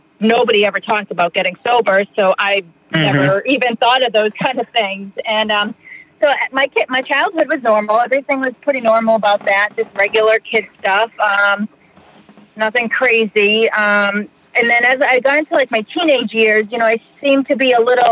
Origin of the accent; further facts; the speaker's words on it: Plymouth, Massachusetts, United States; now in Fall River, United States; I grew up in Plymouth, America's hometown